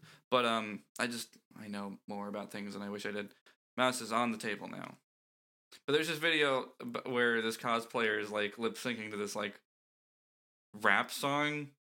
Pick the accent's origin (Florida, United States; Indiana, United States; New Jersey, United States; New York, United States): Florida, United States; moved away as an adult; I left Florida because for a lot of reasons. I moved for college, actually.